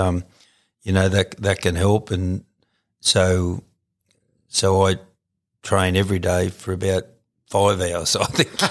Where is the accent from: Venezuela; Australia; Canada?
Australia; Canowindra, New South Wales; also born or lived in Gooloogong; originally uh, was from a little town called Coneandra